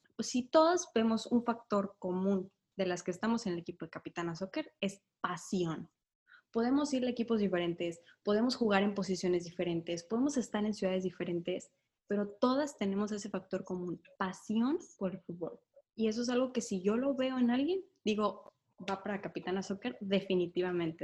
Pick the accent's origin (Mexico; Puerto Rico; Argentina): Mexico; Sinaloa; Soy de Sinaloa